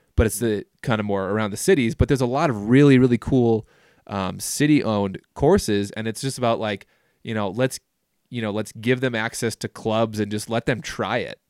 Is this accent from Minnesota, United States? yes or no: yes; Minnesota, United States; growing up in Minnesota